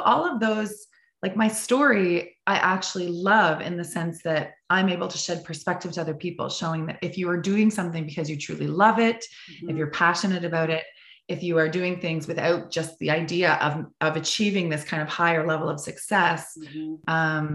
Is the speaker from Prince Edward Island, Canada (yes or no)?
yes; Prince Edward Island, Canada; I grew up in Prince Edward Island, the smallest province in Canada off the East Coast